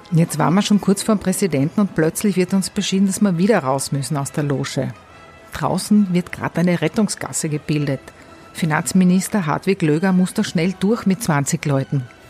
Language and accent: German; Tyrol, Austria; accent: Tyrolean dialect; für mich als Tirolerin